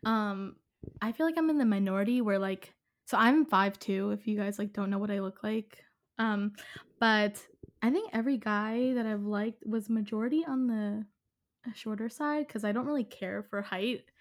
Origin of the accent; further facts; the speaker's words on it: Philadelphia, Pennsylvania, United States; I'm from Philadelphia